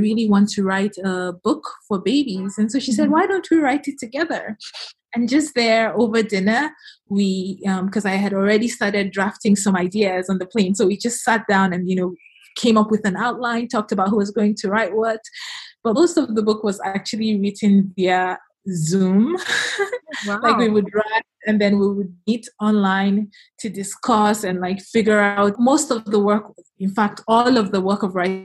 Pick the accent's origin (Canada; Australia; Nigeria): Nigeria; moved away as an adult; also born or lived in United States / United Kingdom; I was born in Nigeria and I moved to the U.S. on my 17th birthday, college there.